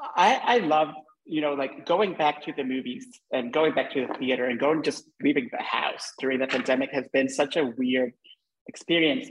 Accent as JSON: {"language": "English", "country": "Honduras", "tie": "born or raised there", "moved": "yes", "said": "I'm Hondureño and I, you know, I grew up, we grew up in the same part of the world"}